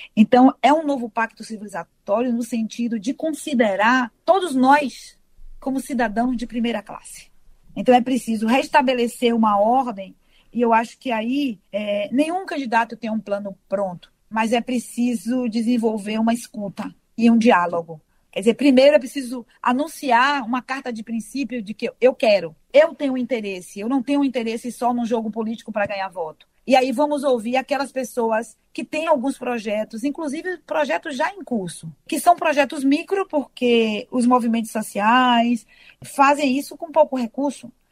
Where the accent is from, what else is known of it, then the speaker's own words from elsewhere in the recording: Salvador, Bahia, Brazil; eu sou de Salvador